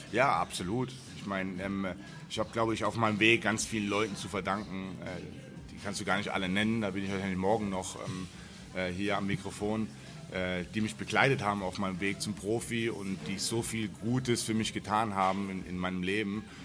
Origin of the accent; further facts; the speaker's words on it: Germany; in der Gartenstadt, wo ich groß geworden bin